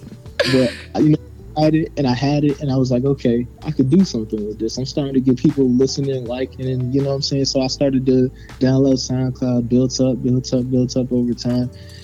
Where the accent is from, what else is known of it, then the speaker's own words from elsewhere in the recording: Atlanta, Georgia, United States; now in Myrtle Beach, United States; Me, I'm naturally from Atlanta, but I moved down here to the Carolinas, and now I'm currently in Myrtle Beach